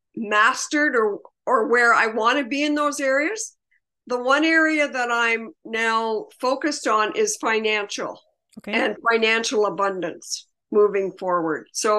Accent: Toronto, Ontario, Canada; I'm from Toronto, Canada.

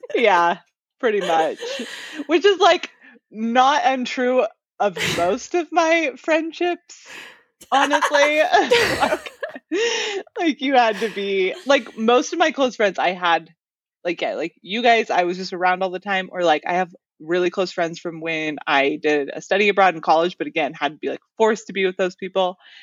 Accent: near Seattle, Washington, United States; the area that I grew up in near Seattle

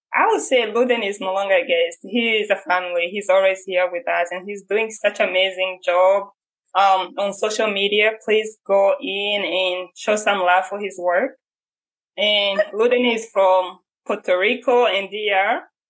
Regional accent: Rwanda; I'm from Rwanda

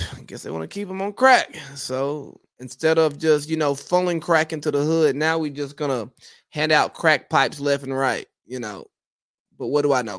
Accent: United States; I am from America

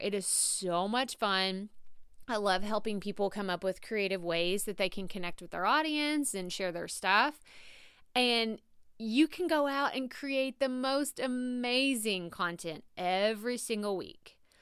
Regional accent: Texas, United States; accent: southern, Texas drawl; my southern accent, my Texas draw

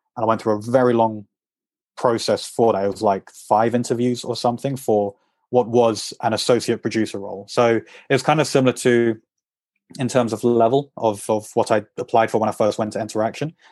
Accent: England, United Kingdom; moved away as an adult; also born or lived in Madrid; I'm English

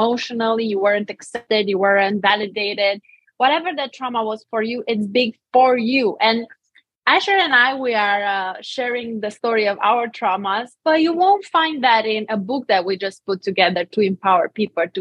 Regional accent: Romania; accent: Romanian; English is a second language; moved away as an adult; now in Tampa, United States; I'm Romanian. That's why I have an accent

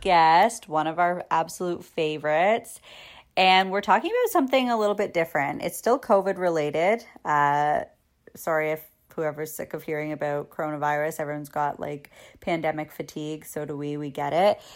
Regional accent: Canada; as a Canadian

